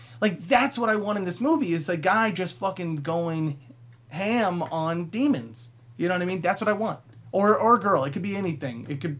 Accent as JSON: {"language": "English", "region": "Scotland", "country": "United Kingdom", "said": "I'm Scottish."}